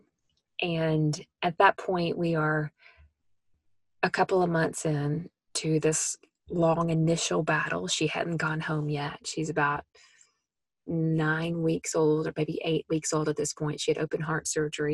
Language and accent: English; Memphis, Tennessee, United States; moved away; my hometown in Memphis, Tennessee